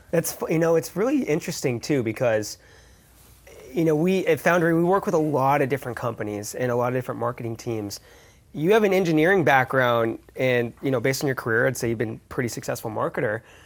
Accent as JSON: {"language": "English", "town": "San Francisco", "region": "California", "country": "United States", "tie": "born or raised there", "moved": "yes", "lives_now": "Denver, United States", "said": "I grew up here"}